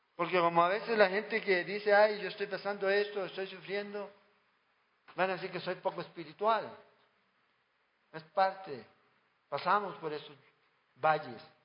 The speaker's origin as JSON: {"language": "Spanish", "country": "Chile", "said": "en mi país"}